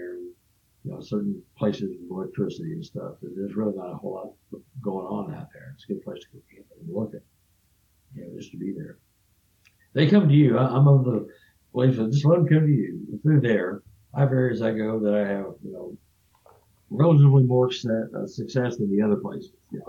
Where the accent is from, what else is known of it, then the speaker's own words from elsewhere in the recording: Texas, United States; I'm from Texas, so you're more in that belt.